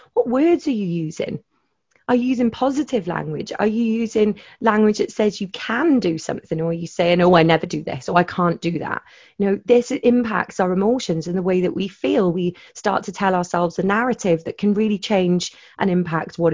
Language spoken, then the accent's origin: English; Wales, United Kingdom; I'm Welsh